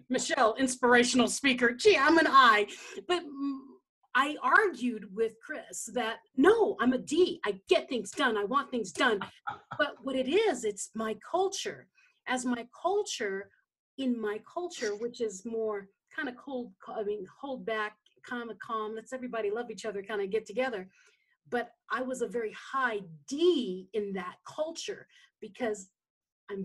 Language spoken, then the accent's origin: English; Philippines; I grew up in the Philippines